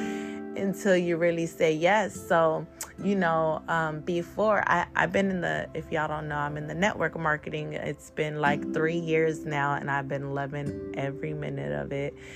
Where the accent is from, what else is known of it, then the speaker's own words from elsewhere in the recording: Bay Area, California, United States; I am from the Bay Area, California